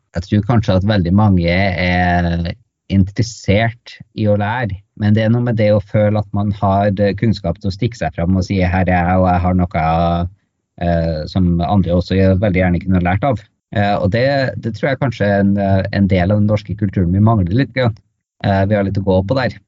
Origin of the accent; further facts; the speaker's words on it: Norway; also born or lived in Tromsø; kom jeg hjem til Norge